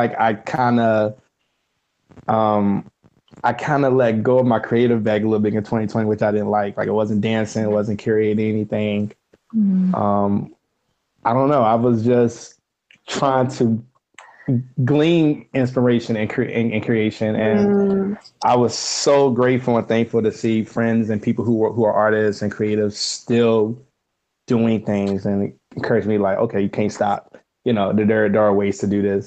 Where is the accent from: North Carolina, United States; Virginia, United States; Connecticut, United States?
Virginia, United States; Roanoke; moved away as an adult; now in Cincinnati, United States; I am originally from Roanoke, Virginia, born and raised. I moved up to Cincinnati in 2017